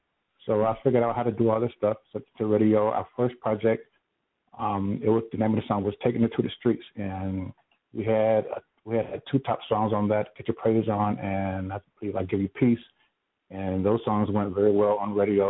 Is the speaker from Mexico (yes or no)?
no; San Juan, Puerto Rico; I was born and raised in San Juan, Puerto Rico